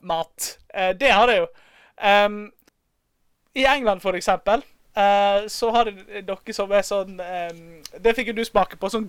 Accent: Bergen, Vestland, Norway; Altså fra eh, som bergenser, sportsinteressert, eh, skrevet i BT.

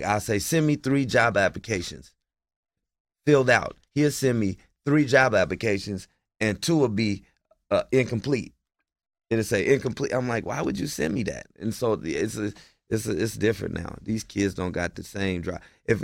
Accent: Portland, United States; I didn't grow up with her. I'm from Portland.

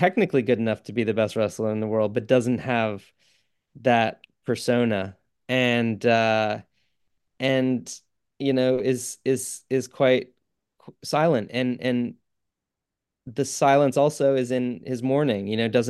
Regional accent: England, United Kingdom; also born or lived in New York / Canada; I'm not, no. Grew up between England, New York. I was born in Canada.

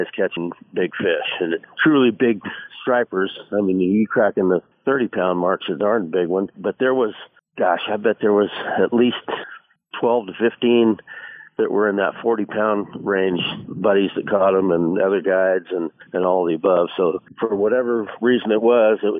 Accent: Willows, California, United States; I grew up in Willows, short distance from here

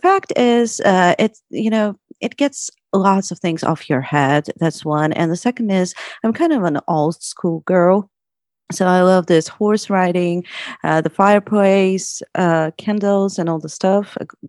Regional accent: United States; now in Russia; I'm from the US, but I've been living in Russia for like 5 years.

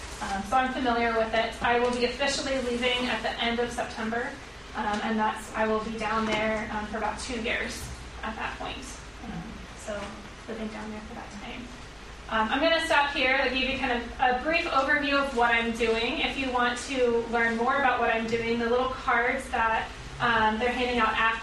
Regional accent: Arnold, Maryland, United States; Arnold, Maryland, so Annapolis.

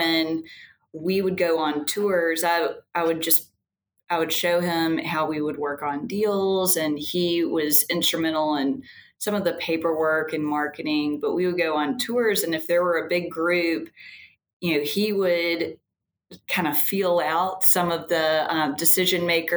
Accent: Birmingham, Alabama, United States; also born or lived in Richmond, Virginia; I grew up in Birmingham, have just been a lifelong cheerleader of the city

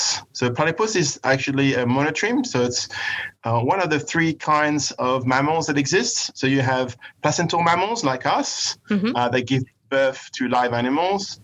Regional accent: France; now in Australia; I was born in France and raised there

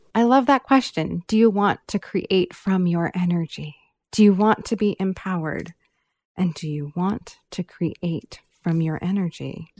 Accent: California, United States; I grew up here in California

